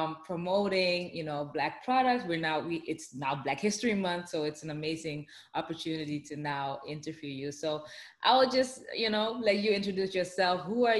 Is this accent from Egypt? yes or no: no; Amsterdam, North Holland, Netherlands; because I'm from Amsterdam, the Netherlands. Originally, my parents are from the Caribbean, Suriname, South America.